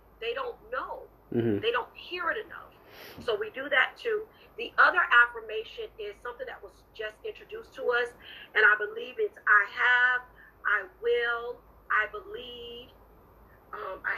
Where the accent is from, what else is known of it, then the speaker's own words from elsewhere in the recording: Orlando, Florida, United States; now in Jacksonville, United States; my hometown, Orlando.